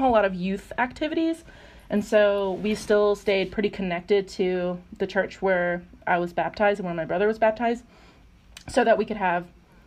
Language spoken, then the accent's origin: English; North Carolina, United States; I'm from North Carolina, which is an important fact to know, just that I'm, like, I grew up in the South